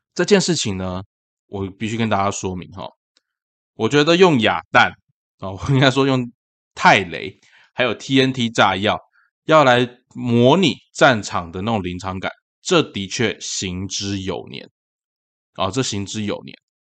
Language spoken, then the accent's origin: Chinese; Tainan, Taiwan; 因为这件事情发生在台南，然后又是在我的老家安南区